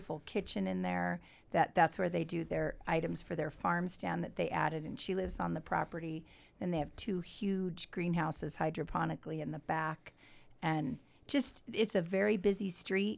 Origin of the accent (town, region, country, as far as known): southern Utah, United States